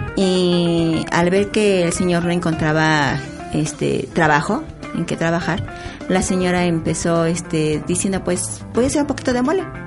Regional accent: San Pedro Atocpan, Mexico City, Mexico; Soy originaria de San Pedro Atocpan, delegación Milpalta nativa, nativa de San Pedro.

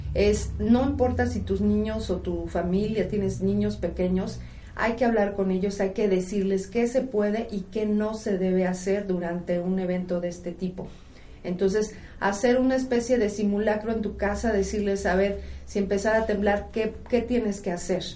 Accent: Mexico; una característica que tenemos los mexicanos

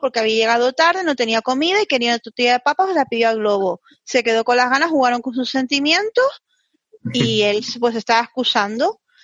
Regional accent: Canary Islands, Spain; Yo como canaria

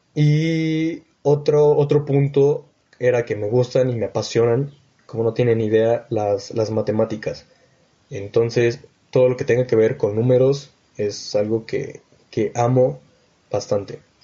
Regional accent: Mexico City, Mexico; moved away; also born or lived in Texcoco, State of Mexico; yo vengo de la Ciudad de México y actualmente estoy viviendo en Texcoco, en el Estado de México.

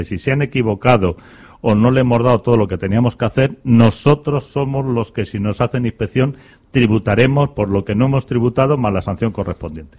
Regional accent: Spain; como somos muy españoles

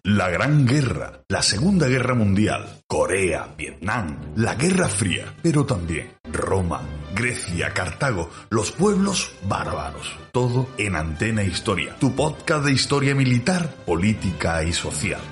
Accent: Andalusia, Spain; accent: Andalusian; yo soy el andaluz

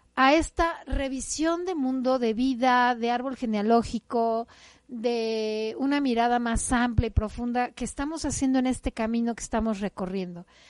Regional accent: Mexico; Mi madre tierra me acoge y me recibe cuando he nacido y me da una identidad. Soy mexicana. Nací en un país que lo tiene todo

